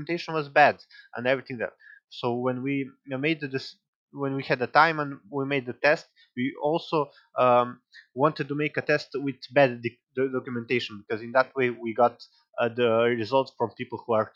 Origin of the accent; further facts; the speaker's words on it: Serbia; English is a second language; we are from Serbia, we are not a native English speaker